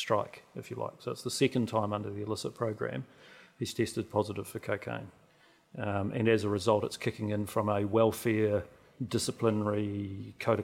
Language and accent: English; King Country, Waikato, New Zealand; now in Auckland, New Zealand; I grew up in the King Country. I've lived in Auckland for a long time